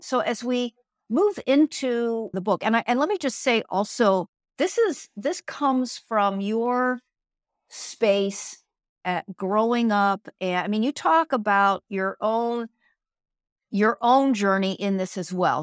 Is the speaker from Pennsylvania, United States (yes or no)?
yes; Pennsylvania, United States; where I grew up in Pennsylvania